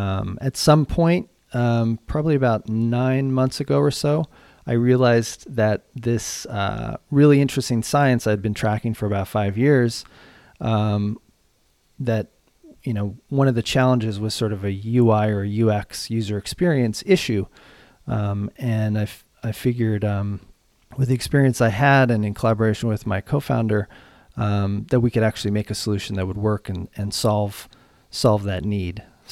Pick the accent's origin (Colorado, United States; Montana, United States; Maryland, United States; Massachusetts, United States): Colorado, United States; Boulder; Sure thing. I grew up in Boulder, Colorado.